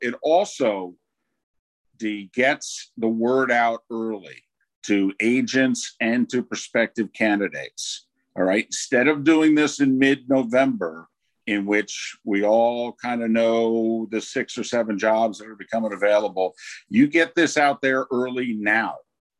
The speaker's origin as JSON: {"language": "English", "region": "New Jersey", "country": "United States", "said": "I'm from New Jersey"}